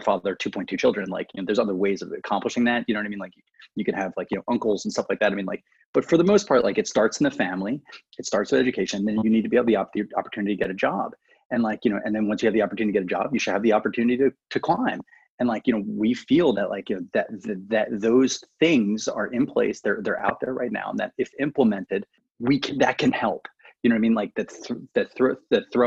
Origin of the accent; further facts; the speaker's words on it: Baltimore, Maryland, United States; I grew up in Baltimore City.